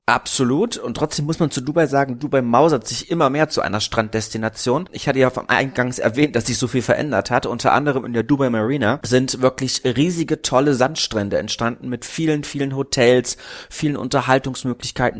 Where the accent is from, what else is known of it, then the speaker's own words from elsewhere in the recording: Berlin, Germany; Ich als Berliner